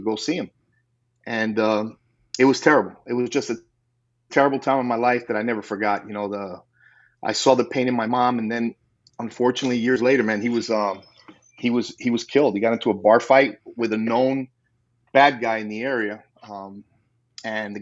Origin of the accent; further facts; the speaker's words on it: New York, United States; growing up in New York as a kid